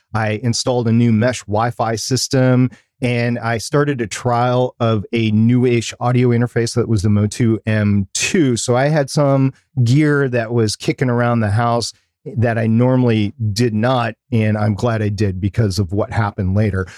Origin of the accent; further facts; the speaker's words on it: United States; I'm gonna speak as an American